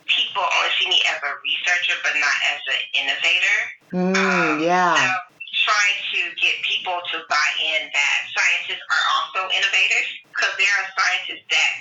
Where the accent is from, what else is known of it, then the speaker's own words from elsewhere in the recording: Tampa, Florida, United States; moved away as an adult; also born or lived in rural Alabama / Tennessee; I grew up between Tampa, Florida and rural Alabama on a farm